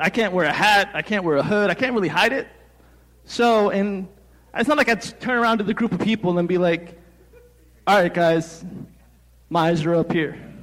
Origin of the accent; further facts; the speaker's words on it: New Jersey, United States; I'm from Jersey.